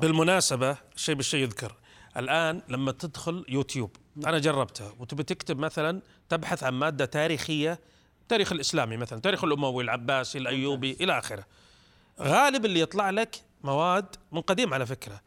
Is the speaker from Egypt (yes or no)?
no; Saudi Arabia